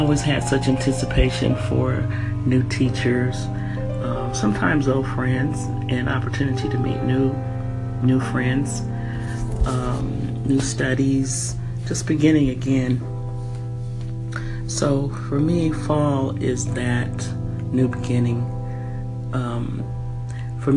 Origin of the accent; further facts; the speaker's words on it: San Francisco, California, United States; moved away as an adult; also born or lived in San Jose, California / Washington State / Denver, Colorado; I'm from California, Northern California. I was brought up in San Francisco and San Jose.